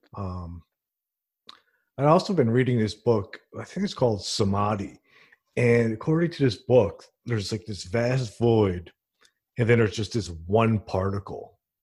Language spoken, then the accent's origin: English; Princeton, New Jersey, United States; Where I'm from, I'm from Princeton, New Jersey, and, like, theater's actually huge there